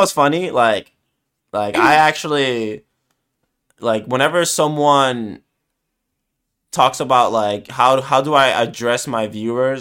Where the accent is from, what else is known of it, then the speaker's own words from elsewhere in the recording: New York City, New York, United States; I'm from New York